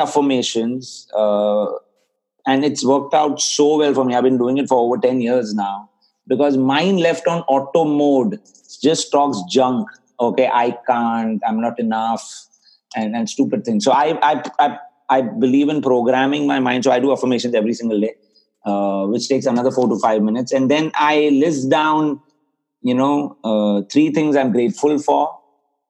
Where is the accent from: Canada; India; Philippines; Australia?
India; I come from India